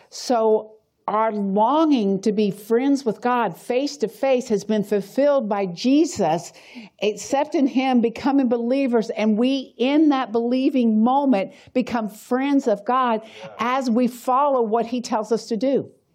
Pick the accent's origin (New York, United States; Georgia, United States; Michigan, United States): Georgia, United States; Atlanta; moved away as an adult; also born or lived in Tennessee; I'm from Atlanta